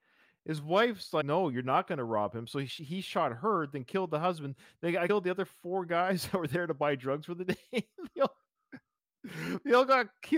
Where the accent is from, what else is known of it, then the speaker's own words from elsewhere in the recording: Canada; I, as a Canadian